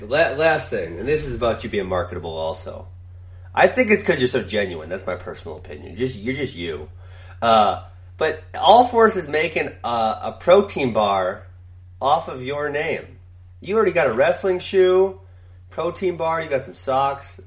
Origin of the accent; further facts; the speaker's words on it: Wisconsin, United States; I grew up in Wisconsin